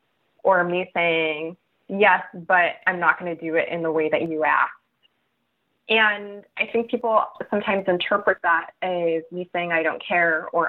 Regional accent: Los Angeles, California, United States; I grew up in East Los Angeles, which is a primarily Mexican and Central American immigrant and descendant of immigrant community

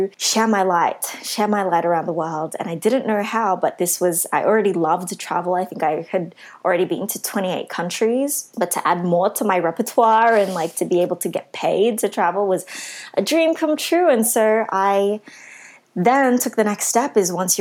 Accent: Sydney, New South Wales, Australia; being a Filipino, Asian, Australian woman from Western Sydney.

